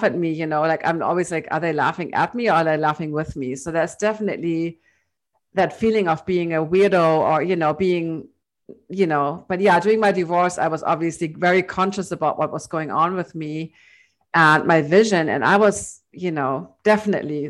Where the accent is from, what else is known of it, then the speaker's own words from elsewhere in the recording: Hamburg, Germany; in my hometown in Hamburg